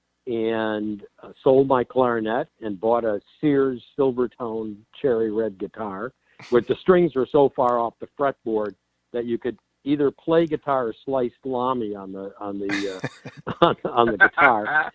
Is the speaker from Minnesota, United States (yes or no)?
yes; Minnesota, United States; now in Los Angeles, United States; I'm from Minnesota, you know, where we build strong character because it's 20 below zero